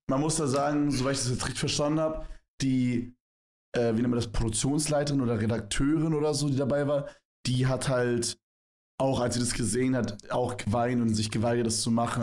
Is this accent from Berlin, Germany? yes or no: yes; Berlin, Germany; moved away; bei uns in Berlin